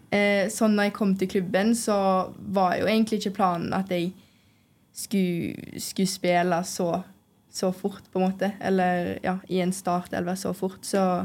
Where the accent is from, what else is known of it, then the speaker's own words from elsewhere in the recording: Stord, Vestland, Norway; moved away; vi er fra Stord, så har man jo hørt om, om Lerkendal fra man var liten